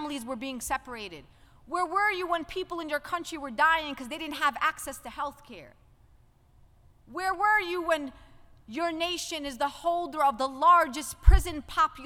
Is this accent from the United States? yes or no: yes; New York City, New York, United States; I came from Brooklyn